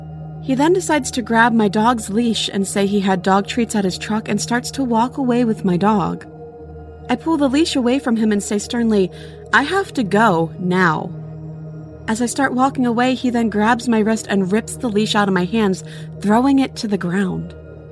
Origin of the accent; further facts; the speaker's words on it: Florida, United States; I grew up in Florida, so I wasn't used to seeing piles of autumn leaves